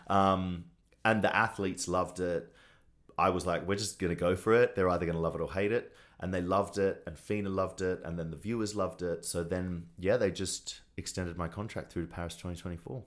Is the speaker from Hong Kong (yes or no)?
no; Australia; moved away as an adult; now in Los Angeles, United States; as a young gay boy in Australia.